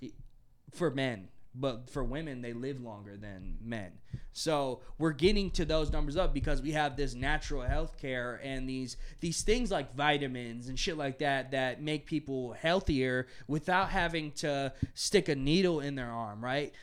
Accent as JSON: {"language": "English", "country": "United States", "said": "as an American"}